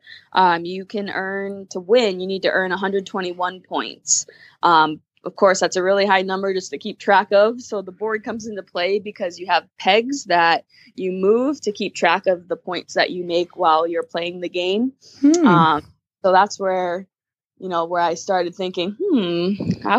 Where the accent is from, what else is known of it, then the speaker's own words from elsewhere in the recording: New Hampshire, United States; moved away as an adult; now in California, United States; I'm from New Hampshire